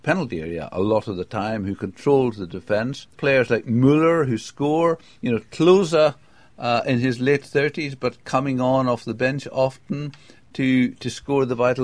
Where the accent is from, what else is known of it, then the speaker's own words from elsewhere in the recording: England, United Kingdom; as an Englishman